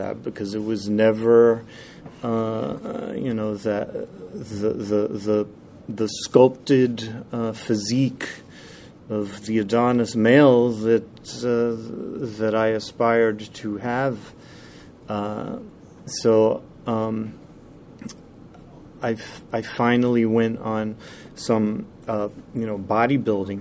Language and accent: English; United States; I'm from the New York metro area